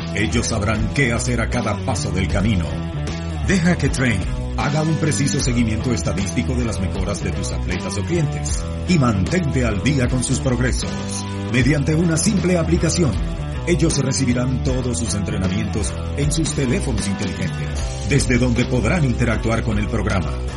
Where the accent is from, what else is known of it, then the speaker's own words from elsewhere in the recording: Tierra del Fuego, Argentina; moved away as an adult; now in Buenos Aires, Argentina; yo nací en Buenos Aires, mis, papá papás también, mis padres también son de acá de Buenos Aires, de capital. Eh, y ellos, cuando yo apenas nací, se fueron para Tierra del Fuego, para Tierra del Fuego. Y bueno, yo ahí viví toda mi infancia y adolescencia